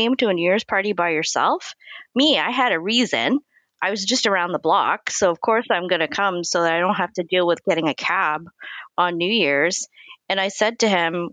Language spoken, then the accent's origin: English; Montreal, Quebec, Canada; now in Toronto, Canada; I'm originally from Montreal